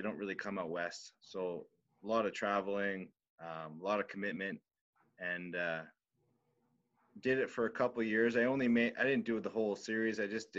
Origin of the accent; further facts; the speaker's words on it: near Toronto, Ontario, Canada; growing up near Toronto